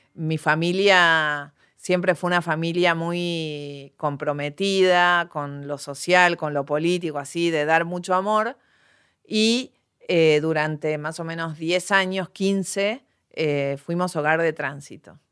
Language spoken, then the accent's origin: Spanish; Bella Vista, Buenos Aires Province, Argentina; Yo crecí en Bellavista